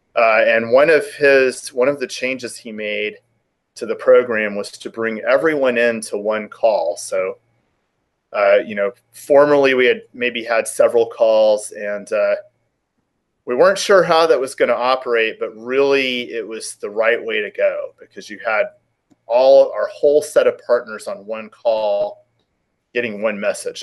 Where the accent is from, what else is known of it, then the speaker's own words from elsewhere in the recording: Houston, Texas, United States; moved away as an adult; also born or lived in Oklahoma / New Orleans / Key West; now in California, United States; I grew up in Houston, Texas